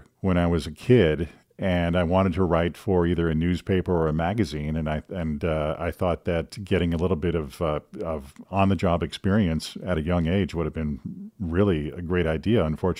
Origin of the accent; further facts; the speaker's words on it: Green Bay, Wisconsin, United States; also born or lived in Madison, Wisconsin / Illinois / Omaha, Nebraska; I was born in Madison, Wisconsin, but have lived all over the Midwest, Illinois, and Nebraska. I lived in Omaha for a while, and then ended up going to middle school and high school in the Green Bay area.